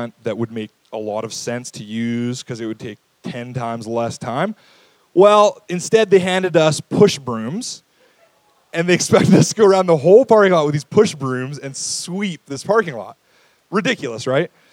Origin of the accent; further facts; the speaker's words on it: St. Albert, Alberta, Canada; I grew up in St. Albert